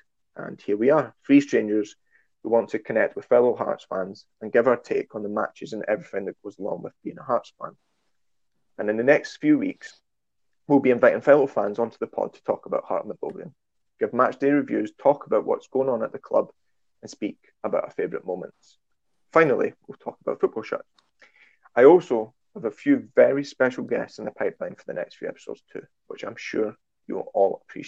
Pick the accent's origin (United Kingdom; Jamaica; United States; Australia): United Kingdom; Edinburgh, Scotland; accent: broad Edinburgh; moved away as an adult; now in Yorkshire, United Kingdom; growing up in Edinburgh during the 90s